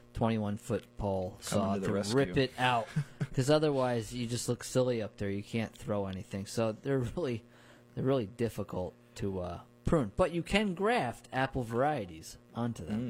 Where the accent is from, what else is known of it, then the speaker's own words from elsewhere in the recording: Hudson Valley, New York, United States; I grew up near orchards in the Hudson Valley